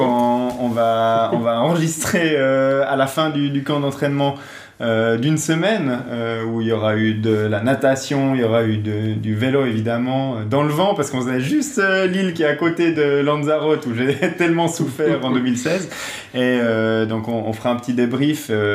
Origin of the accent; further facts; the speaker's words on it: Switzerland; je suis suisse